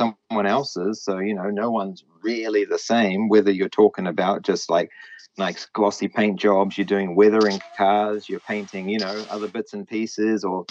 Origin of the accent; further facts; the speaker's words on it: New Zealand; also born or lived in Japan; I'm just a Kiwi. I'm referred to as a Kiwi